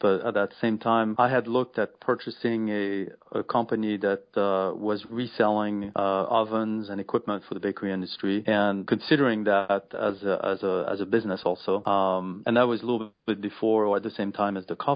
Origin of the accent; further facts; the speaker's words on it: France; English is a second language; moved away as an adult; now in United States; I was born and raised in France